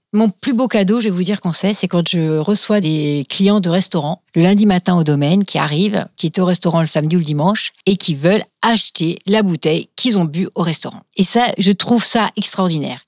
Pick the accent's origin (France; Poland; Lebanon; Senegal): France; Kaysersberg, Grand Est; je suis native de Kaisersberg qui est un, petit village euh, très sympathique euh, au demeurant, qui se trouve donc au pied du Schlossberg